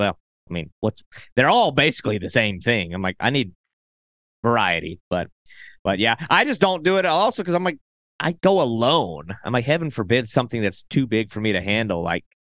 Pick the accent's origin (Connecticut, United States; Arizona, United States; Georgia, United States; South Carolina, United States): South Carolina, United States; my home state is South Carolina.